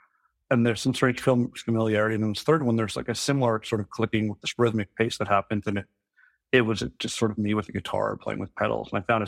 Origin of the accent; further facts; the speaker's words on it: Saskatchewan, Canada; now in Vancouver, Canada; I'm from Saskatchewan, but I live and work in Vancouver.